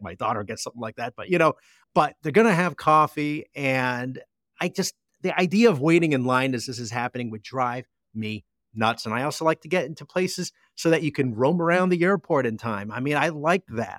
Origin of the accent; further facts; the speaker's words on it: New Jersey, United States; moved away; my hometown in Jersey